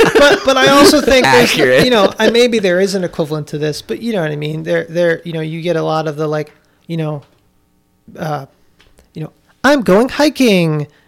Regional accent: East Coast, United States; And you know, where I grew up on the East Coast.

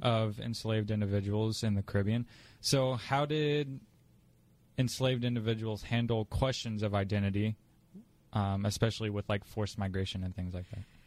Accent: Indianapolis, Indiana, United States; I am from Indianapolis

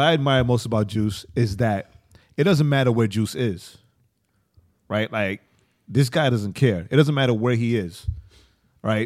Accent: New York City, New York, United States; I'm from Queens

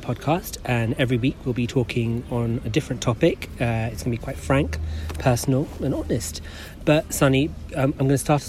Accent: London, United Kingdom; I'm born and bred in London. Interesting fact, I was born in the same hospital as Prince William.

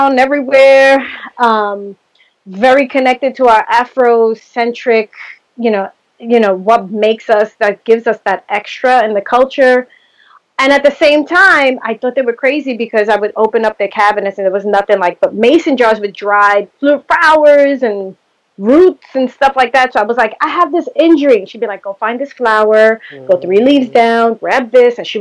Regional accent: New York City, New York, United States; I grew up in the Bronx, single mom

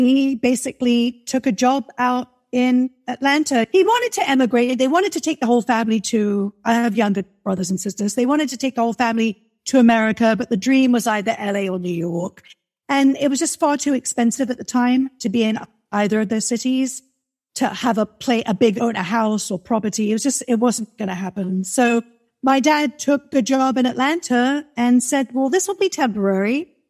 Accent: England, United Kingdom; when I go back to my hometown and I'm back in England, then I've got that real... It's sort of my dad comes from a Cockney.

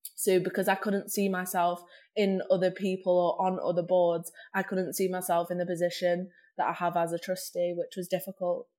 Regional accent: Manchester, North West England, United Kingdom; growing up in Manchester

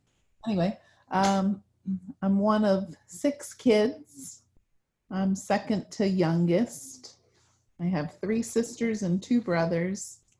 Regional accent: New Jersey, United States; also born or lived in Massachusetts; So I was born in New Jersey and North Jersey, and then we moved to South Jersey. And then we moved to Massachusetts for 3 years. And then we moved back to South Jersey. And that's where I finished high school, was in South Jersey.

